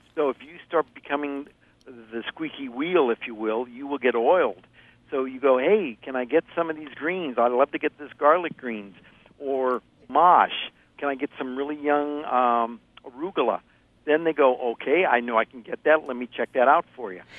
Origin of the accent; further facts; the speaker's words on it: Ohio, United States; moved away; I grew up in Ohio